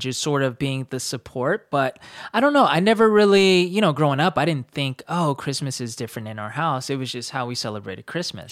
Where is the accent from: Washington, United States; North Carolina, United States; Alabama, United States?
North Carolina, United States; we grew up in North Carolina